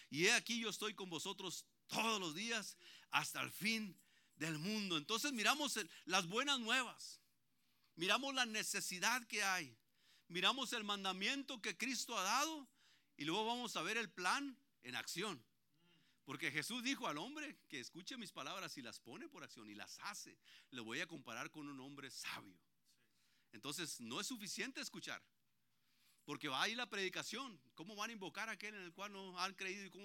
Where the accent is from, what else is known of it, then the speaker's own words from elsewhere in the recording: Antioquia, Colombia; Ahí donde yo vivo ya somos puros paisas. Ahí ya, somos casi todos ya estamos tomando terreno ahí.